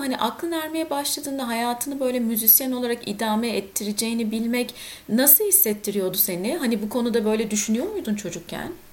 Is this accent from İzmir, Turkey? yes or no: no; Ankara, Turkey; moved away; also born or lived in Istanbul; İkimiz de Ankaralıyız.